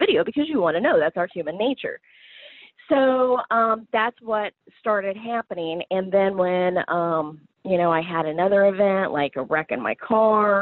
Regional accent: Southern Illinois, United States; I am from Southern Illinois

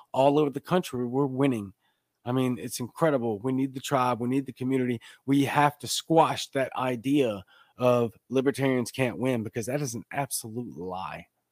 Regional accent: Baton Rouge, Louisiana, United States; now in South Mississippi, United States; I'm from Baton Rouge, Louisiana

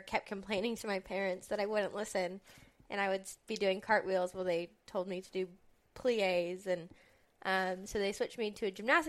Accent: West Des Moines, Iowa, United States; I'm from West Des Moines, Iowa, where I was born and raised.

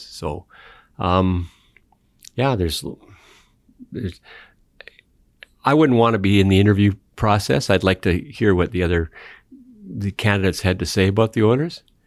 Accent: Canada; I'm a Canadian

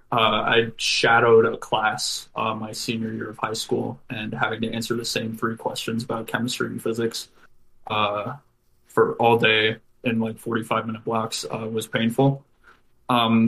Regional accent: Wyoming, United States; also born or lived in Oklahoma; now in Colorado, United States; I'm originally from Wyoming

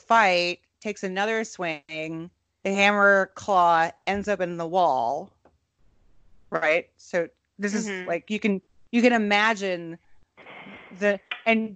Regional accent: Minneapolis, Minnesota, United States; Minneapolis is my hometown

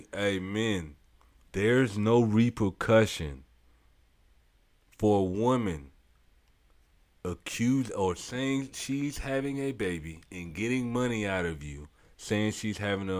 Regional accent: St. Petersburg, Florida, United States; I'm from the South. I'm from St. Pete, South Side, to be exact.

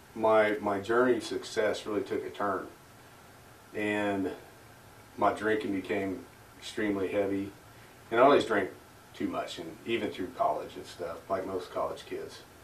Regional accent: Mustang, Oklahoma, United States; also born or lived in Corpus Christi, Texas; we settled down in Mustang, Oklahoma, which is just a suburb of Oklahoma City, where I grew up

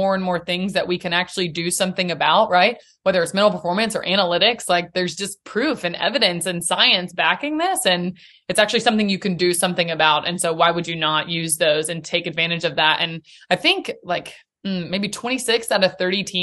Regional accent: Nashville, Tennessee, United States; Born and raised in Nashville

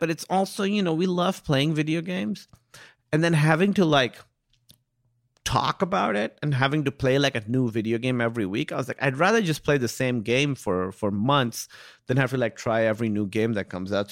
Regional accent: Pakistan; being Pakistani

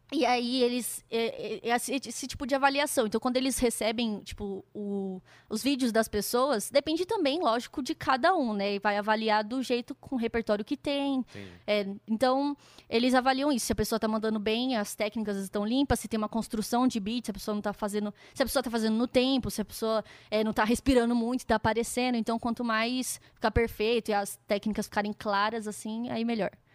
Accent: Campinas, São Paulo, Brazil; moved away as an adult; now in São Paulo, Brazil; Eu sou de Campinas, né, que é uma cidade interior, e eu vim morar em São Paulo para fazer faculdade

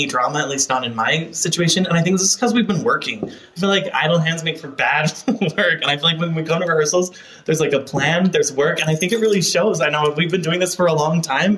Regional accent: Salt Lake City, Utah, United States; Salt Lake City, downtown.

